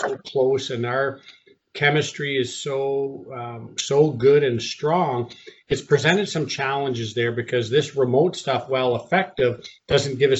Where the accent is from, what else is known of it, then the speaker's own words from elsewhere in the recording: Canada; moved away; my wife and I are both born and raised in Canada